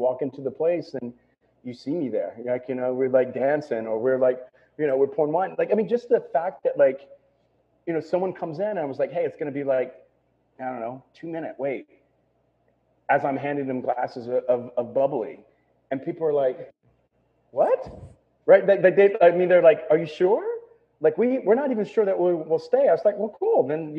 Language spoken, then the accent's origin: English; Texas, United States; You know, I'm from Texas.